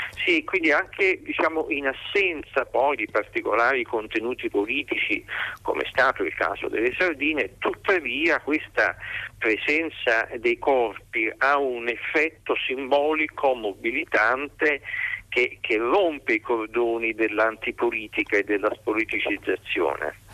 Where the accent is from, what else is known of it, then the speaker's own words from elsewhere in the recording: Naples, Campania, Italy; Io sono napoletano